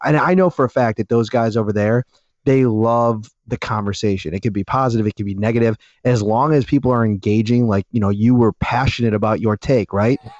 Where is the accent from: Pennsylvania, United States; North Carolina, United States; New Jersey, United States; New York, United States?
New York, United States; Buffalo; I'm a North Towns guy